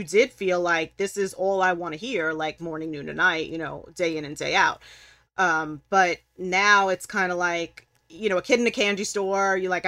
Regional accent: Brooklyn, New York, United States; and raised Brooklyn, New York. Like, okay. I've traveled all over, but I've lived nowhere else. So growing up in New York City

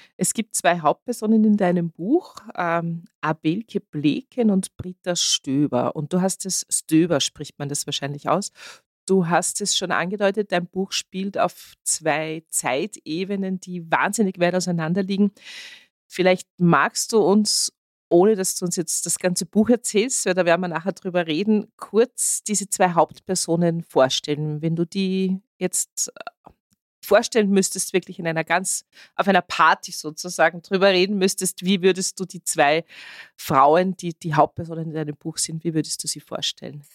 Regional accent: Austria

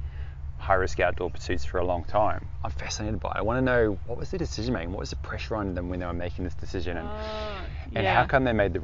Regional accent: Auckland, New Zealand; now in Torquay, Australia; I was born in West Auckland in New Zealand, so grew up with a good old Christian, hardy Christian family on the West Coast

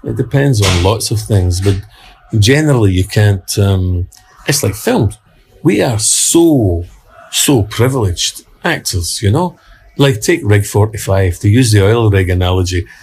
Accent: Glasgow, Scotland, United Kingdom; I was brought up in a in the East End of Glasgow in a working class uh, housing estate

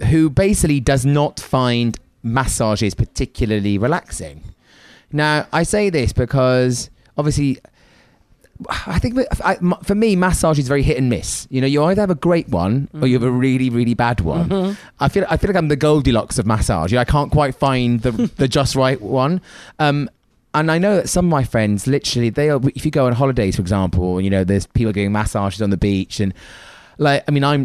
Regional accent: United Kingdom; being British

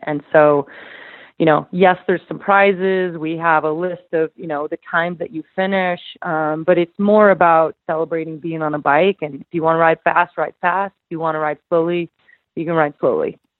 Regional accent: Idaho, United States; my hometown

